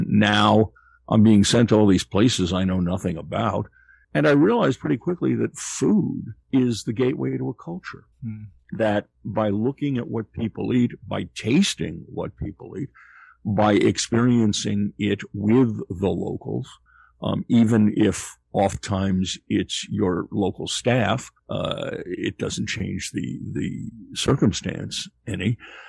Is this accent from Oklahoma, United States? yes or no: no; Greenfield, Massachusetts, United States; also born or lived in Queens, New York; I grew up in Western Massachusetts. My parents were originally from New York. I was born in Queens, but they escaped to allow us to grow up in a more rural environment. Greenfield is 12 miles south of where Vermont, New Hampshire, and Massachusetts come together